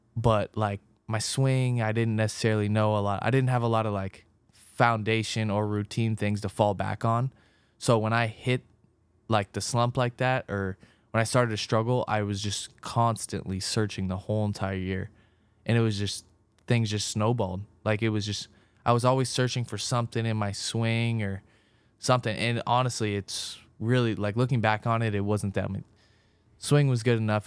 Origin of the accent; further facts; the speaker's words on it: Orange County, California, United States; moved away as an adult; now in Cincinnati, United States; I grew up in Orange County